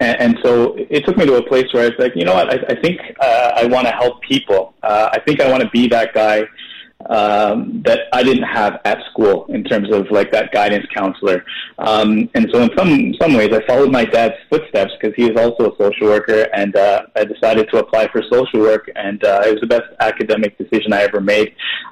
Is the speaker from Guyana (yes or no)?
yes; Guyana; now in Canada; And then you come to Canada, and it's kind of like, well, you're definitely not Canadian. So, and then our descendants are from India.